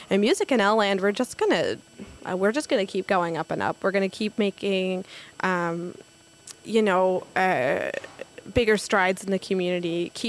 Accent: Newfoundland and Labrador, Canada; It is, yeah. And it was really great to be home and, and to see my hometown shine like that was really special.

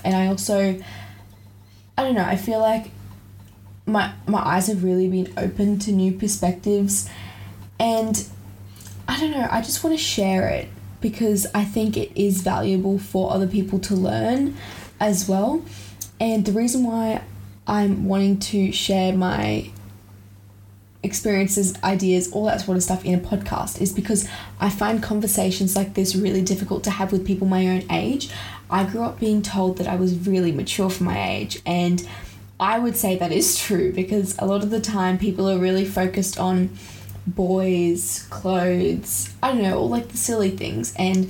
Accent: Australia; I grew up overseas, but I'm from Australia. I'm currently in year 11 in Australia, just to preface.

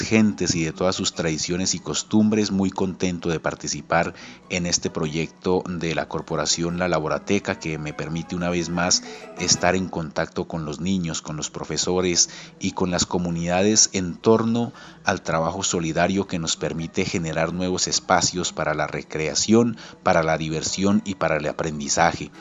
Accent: Tunja, Boyacá, Colombia; also born or lived in Ramiriquí; Soy nacido en Ramiriquí, criado en Tunja

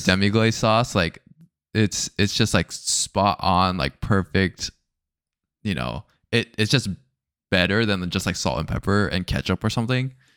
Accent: United States; I'm still American, right? Like, I'm, like, Japanese American

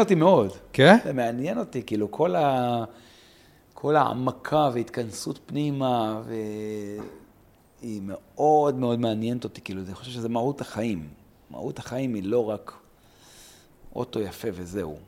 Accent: Ma'alot-Tarshiha, Northern District, Israel; גדלתי במעלות

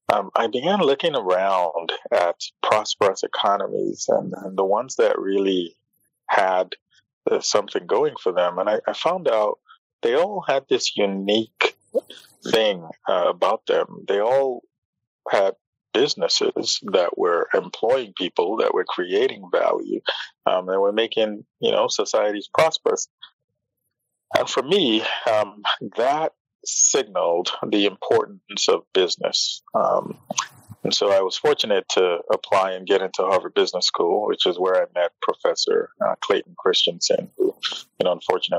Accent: Nigeria; moved away as an adult; now in United States; I'm originally from Nigeria. I moved to the States about 20 years ago in the year 2000 to study

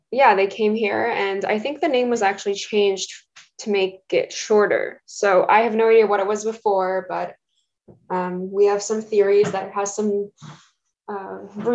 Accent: Toronto, Ontario, Canada; first language Russian; English is a second language; I was born in Toronto. I was raised in Canada

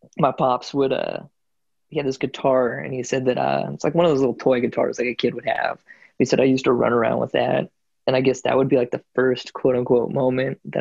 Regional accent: United States; I was born in the States

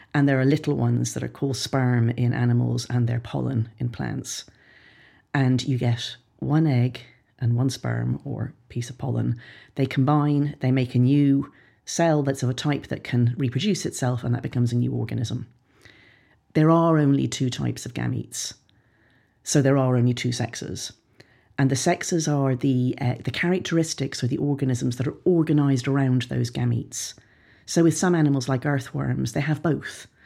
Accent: Ireland; Ireland, my home country

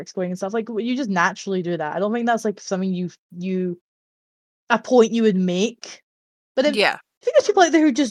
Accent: Scotland, United Kingdom; I am Scottish

